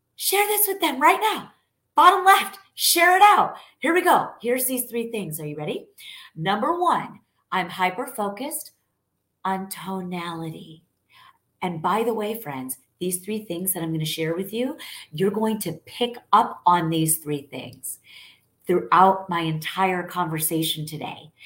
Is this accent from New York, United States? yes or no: yes; New York, United States; now in Texas, United States; I'm Italian. I'm from born and raised in New York. I'm now a Texan